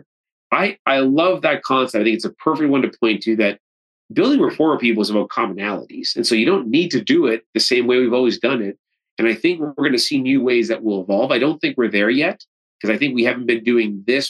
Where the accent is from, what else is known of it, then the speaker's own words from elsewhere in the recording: Canada; I'm Canadian